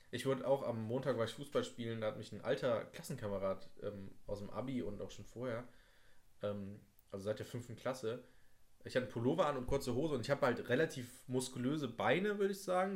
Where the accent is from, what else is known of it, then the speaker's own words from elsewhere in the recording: Nettetal, North Rhine-Westphalia, Germany; ich komme ja aus, aus Nettetal